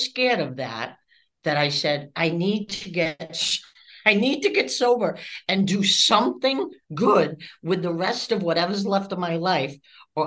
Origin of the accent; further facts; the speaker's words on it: Massachusetts, United States; moved away as an adult; also born or lived in Florida; I'm from Massachusetts